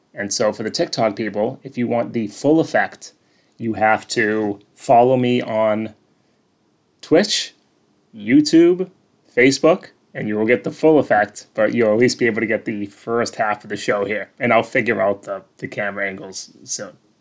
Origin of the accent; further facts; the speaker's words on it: North Shore, Massachusetts, United States; I'm from the North Shore